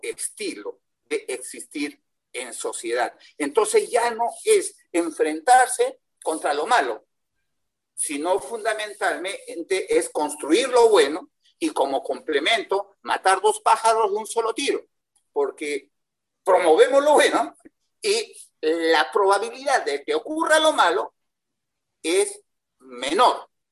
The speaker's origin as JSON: {"language": "Spanish", "country": "Peru", "said": "Yo soy peruano"}